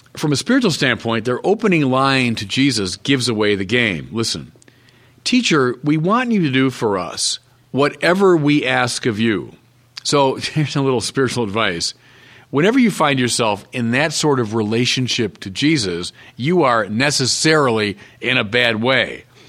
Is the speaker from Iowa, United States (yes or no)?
no; Chicago, Illinois, United States; I'm a Chicagoan